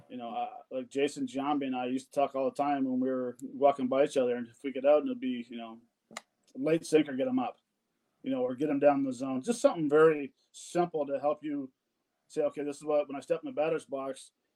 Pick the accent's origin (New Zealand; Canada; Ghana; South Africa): Canada; I'm Canadian